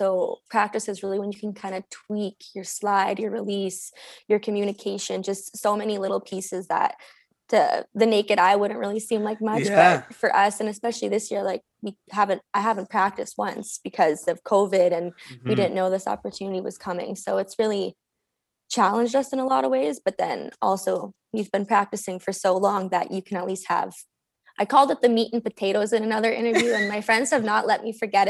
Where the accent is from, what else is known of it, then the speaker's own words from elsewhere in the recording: Sudbury, Ontario, Canada; like we're from Sudbury, like we're from Northern Ontario. Like that's what like we live for.